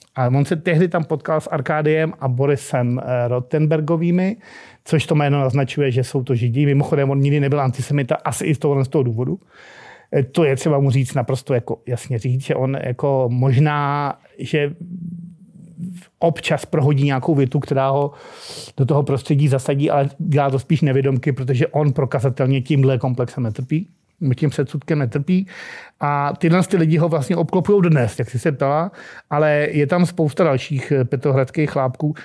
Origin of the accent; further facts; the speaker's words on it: Prague, Czechia; u nás na Proseku, kde teda jsme byli sídlišní krysy